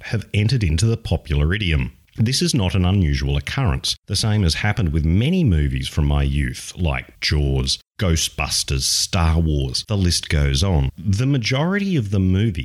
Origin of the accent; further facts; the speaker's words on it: Australia; as an Australian